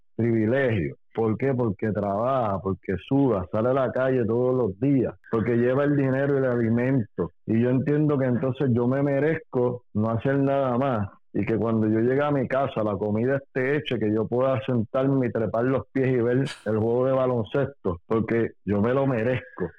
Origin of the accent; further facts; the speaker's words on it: Puerto Rico; yo soy puertorriqueño, nací y me crié aquí